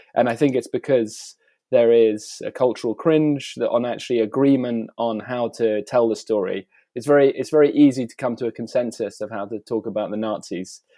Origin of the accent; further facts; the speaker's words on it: United Kingdom; moved away as an adult; also born or lived in Italy / South Africa / Australia; I'm a British artist who um, I've spent most of the uh, last, I guess, 15 years outside of the UK